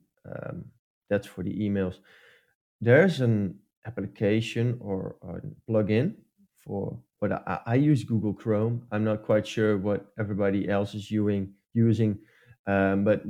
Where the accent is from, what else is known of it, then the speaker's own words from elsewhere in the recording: Netherlands; English is a second language; English is also not my main language as well. I'm from the Netherlands